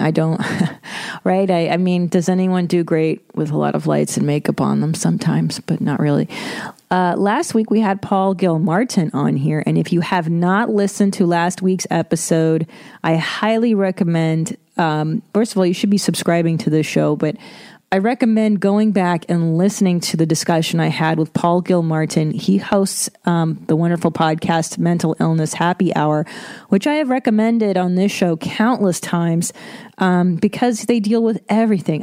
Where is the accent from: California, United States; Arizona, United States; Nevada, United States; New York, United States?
California, United States; Los Angeles; I grew up in Los Angeles, as you know, and I listened to Loveline my whole life since I was a kid